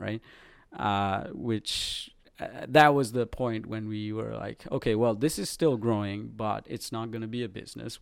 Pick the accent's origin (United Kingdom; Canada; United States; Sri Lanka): Sri Lanka; moved away; I was a pop artist growing up in Sri Lanka